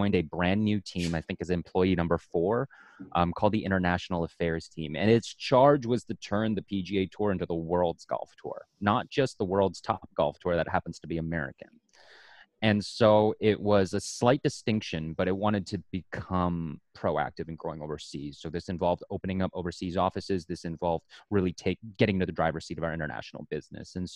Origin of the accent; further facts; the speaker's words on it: Canada; also born or lived in Oregon; I'm Canadian after all